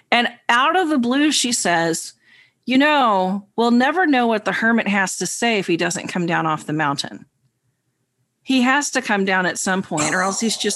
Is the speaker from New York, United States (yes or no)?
yes; New York, United States; the New Yorker.